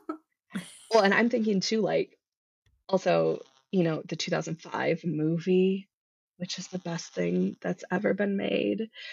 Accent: Midwest, United States; now in Colorado, United States; I grew up in the Midwest

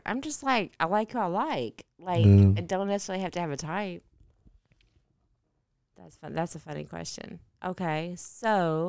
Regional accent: Thailand; born there; Like, I'm Thai. I live in Thai. I was born in Thai. I'm Thai.

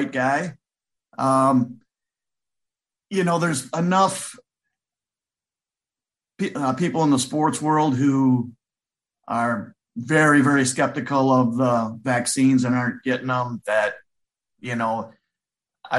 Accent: Madison, Wisconsin, United States; I grew up in Madison, so we were sitting there in a little duplex on Hammersley Road

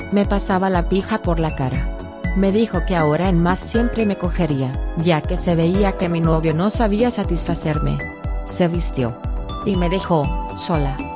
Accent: Argentina; soy de Argentina

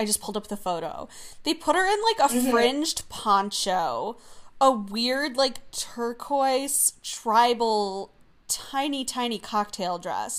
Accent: Australia; accent: Australian; I keep hearing me leaning a little German in my Australian accent

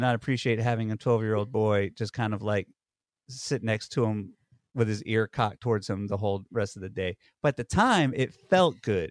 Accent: Georgia, United States; now in New York, United States; I grew up in Georgia

